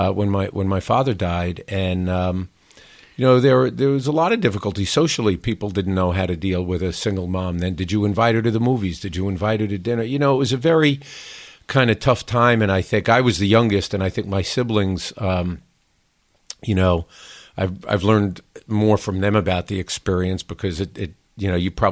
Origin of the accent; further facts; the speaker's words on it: New York City, New York, United States; I grew up in Queens, in New York City, one of the outer boroughs.